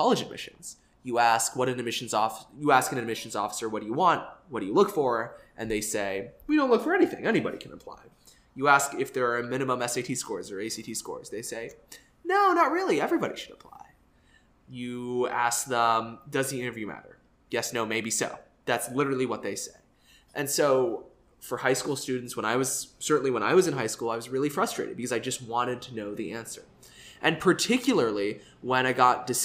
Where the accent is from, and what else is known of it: Dallas, Texas, United States